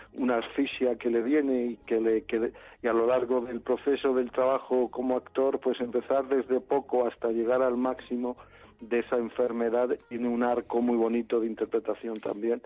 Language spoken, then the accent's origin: Spanish; Madrid, Community of Madrid, Spain; Yo no soy extremeño, yo soy de Madrid.